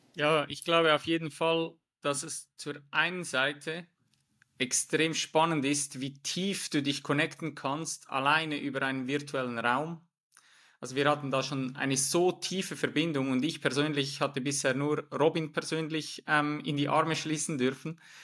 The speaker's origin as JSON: {"language": "German", "country": "Switzerland", "moved": "as an adult", "said": "Ich komme ursprünglich aus der Schweiz"}